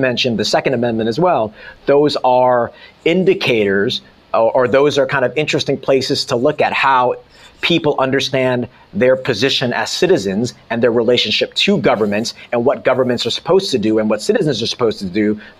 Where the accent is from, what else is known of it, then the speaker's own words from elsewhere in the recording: South Korea; born there; I was born in Korea, so I had to become nationalized and naturalized